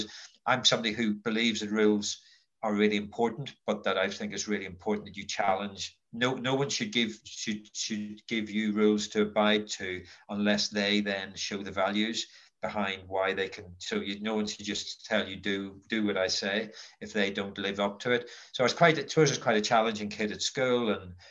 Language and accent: English; Belfast, Northern Ireland, United Kingdom; I grew up in Belfast in what were pretty dark times.